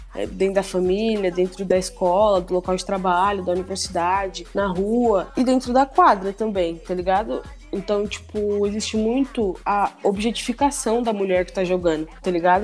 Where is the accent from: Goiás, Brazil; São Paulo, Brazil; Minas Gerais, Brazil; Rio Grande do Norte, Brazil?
São Paulo, Brazil; Osasco; eu sou lá de Osasco. É, a minha infância inteira eu praticava muito esporte